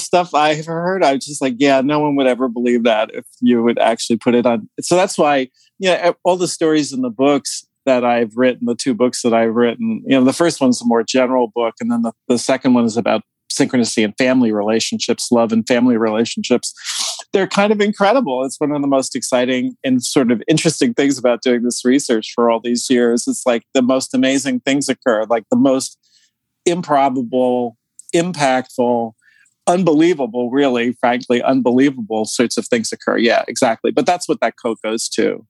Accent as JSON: {"language": "English", "region": "New Jersey", "country": "United States", "tie": "born or raised there", "said": "growing up in New Jersey outside of New York, there was nothing but Italians and Jews in my hometown"}